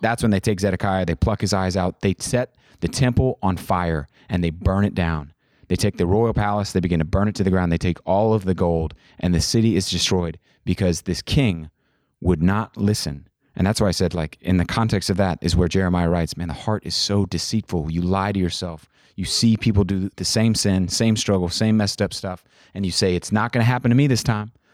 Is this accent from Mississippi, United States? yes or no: no; Kansas, United States; I'm from Kansas